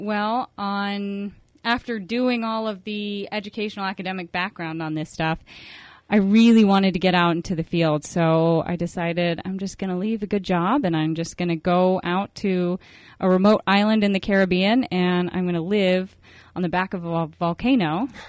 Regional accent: Oceanside, California, United States; Where I grew up in San Diego, in Oceanside.

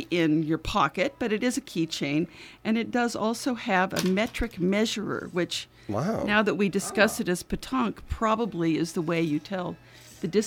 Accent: California, United States; I am a I am a Californian

